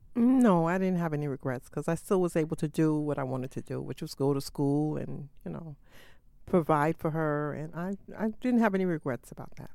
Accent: New York City, New York, United States; I was born on the Lower East Side.

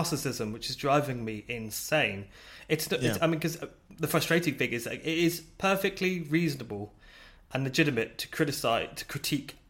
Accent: United Kingdom; I'm British

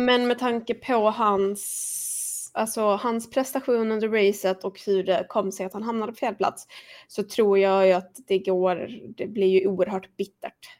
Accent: Sweden; som svensk

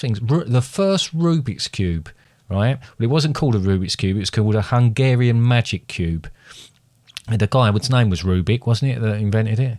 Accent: United Kingdom; quite a thing to be British

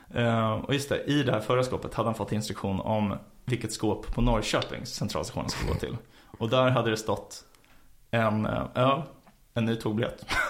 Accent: Stockholm, Stockholm County, Sweden; jag växte upp på Frejgatan

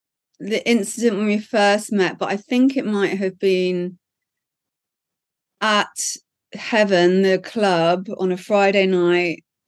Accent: Norfolk, East of England, United Kingdom; also born or lived in London; now in Los Angeles, United States; I'm from Norfolk, lived in London for 10 years and then randomly moved to LA in 2006.

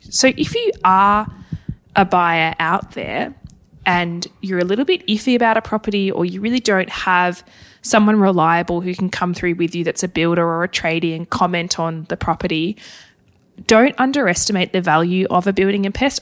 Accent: Hobart, Tasmania, Australia; moved away; Hobart, my hometown

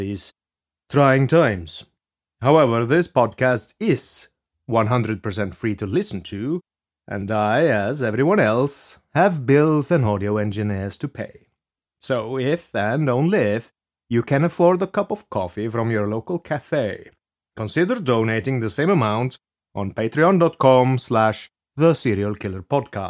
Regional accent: Norway; English is a second language; also born or lived in Scotland; But I am not American. I am a Norwegian who studied in Scotland, so my accent is a bit unusual

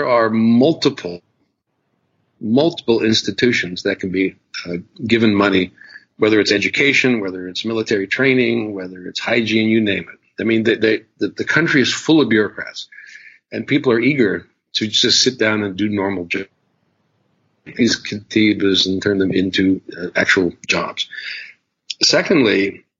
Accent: United States; because I was American

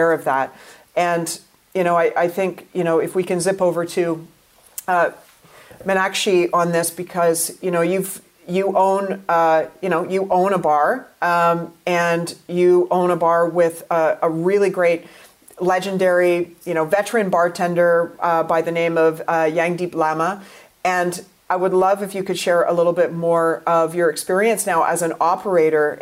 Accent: Canada; I'm from Canada

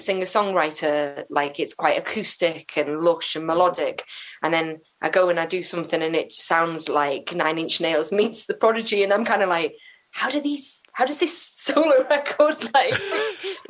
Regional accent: Flintshire, Wales, United Kingdom; I'm from Flintshire

